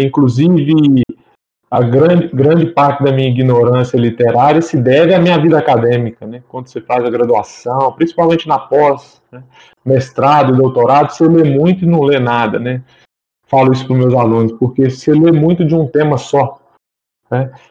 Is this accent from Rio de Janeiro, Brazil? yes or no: no; Muriaé, Minas Gerais, Brazil; now in Belo Horizonte, Brazil; Sou de uma cidade da zona da Mata Mineira, Muriaé, mas já há uns bons anos aí resido em Belo Horizonte